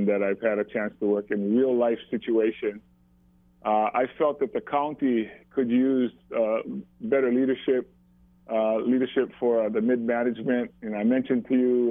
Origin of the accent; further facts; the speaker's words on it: Maui, Hawaii, United States; live here on Maui when I grew up